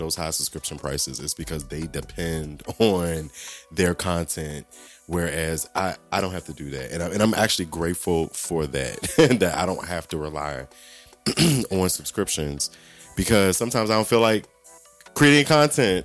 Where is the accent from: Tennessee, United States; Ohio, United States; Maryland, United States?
Maryland, United States; Southern; I grew up in Southern Maryland.